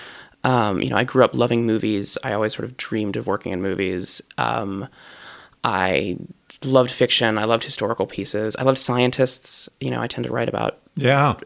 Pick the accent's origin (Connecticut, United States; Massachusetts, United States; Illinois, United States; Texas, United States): Illinois, United States; Chicago; I grew up in Hyde Park or in Lincoln Park on the north side, and then would come down here to school every day